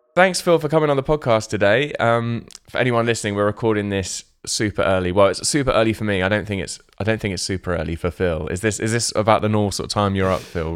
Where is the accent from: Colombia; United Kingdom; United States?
United Kingdom; Portsmouth, South East England; the north of the city where I grew up in Portsmouth